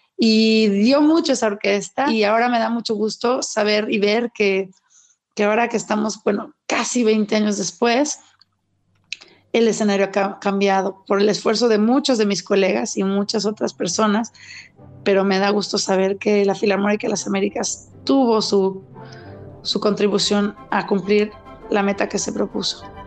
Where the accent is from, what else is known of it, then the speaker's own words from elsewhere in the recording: Mexico; soy mexicana